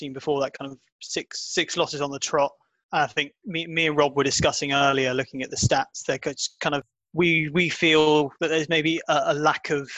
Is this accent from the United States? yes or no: no; England, United Kingdom; I'm an Englishman